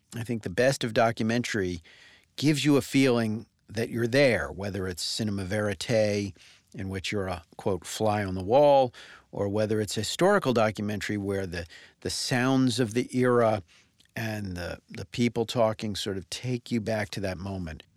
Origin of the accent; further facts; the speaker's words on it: Northeast, United States; I grew up in the Northeast